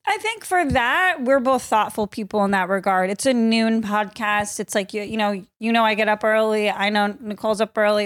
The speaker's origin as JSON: {"language": "English", "region": "Massachusetts", "country": "United States", "said": "I'm from Massachusetts"}